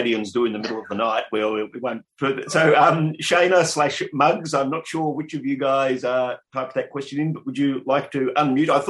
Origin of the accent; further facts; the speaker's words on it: Bendigo, Victoria, Australia; first time caller from sunny Bendigo, my hometown